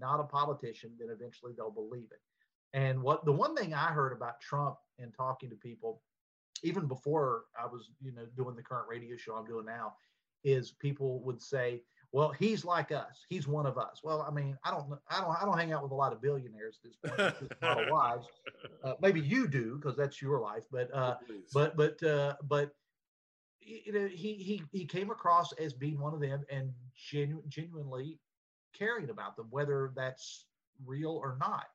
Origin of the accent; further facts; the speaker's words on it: West Virginia, United States; moved back to my hometown